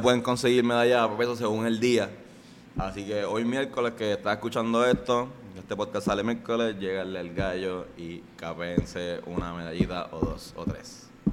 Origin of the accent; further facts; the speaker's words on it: San Juan, Puerto Rico; nosotros somos de Río Piedra, de, toda la vida